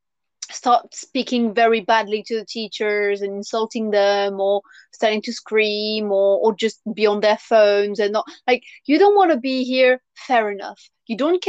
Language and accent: English; France; English is a second language; moved away; when I was at school, I would not understand why, as a student, I would have to call the teacher Miss or Mister, and then family name, and I had to say vous